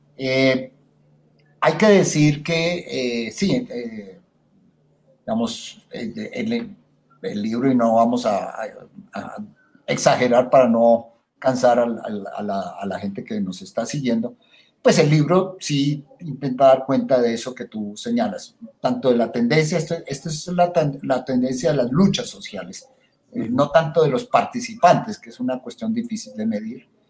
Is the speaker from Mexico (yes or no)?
no; Bogotá, Colombia; como un cachaco bogotano